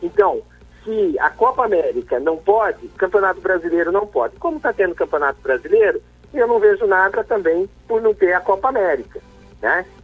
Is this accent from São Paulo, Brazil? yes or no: yes; Piracicaba, São Paulo, Brazil; quinzista, nasci em Piracicaba, torço pro 15.